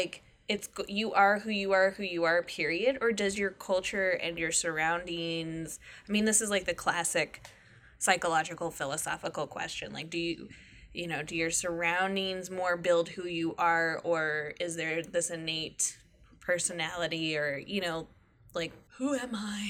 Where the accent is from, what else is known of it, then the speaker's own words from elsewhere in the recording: United States; So as an American